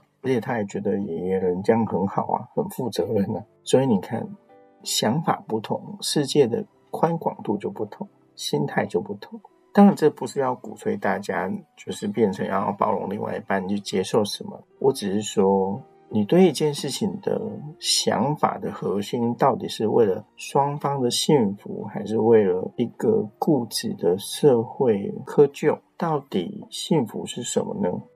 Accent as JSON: {"language": "Chinese", "country": "Taiwan", "said": "这个跟我们台湾人的想法也很类似，就是外遇零容忍嘛"}